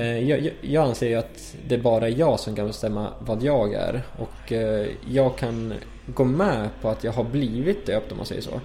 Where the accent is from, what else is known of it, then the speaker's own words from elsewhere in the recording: Sweden; jag är ju svensk